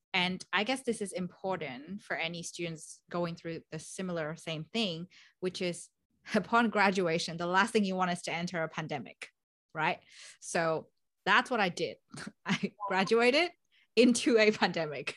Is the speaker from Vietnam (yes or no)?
yes; Vietnam; moved away as an adult; now in Melbourne, Australia; I'm originally from Vietnam, beautiful country